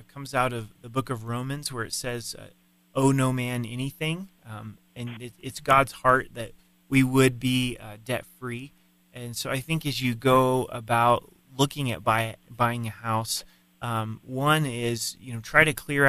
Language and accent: English; Colorado Springs, Colorado, United States; Colorado Springs is my hometown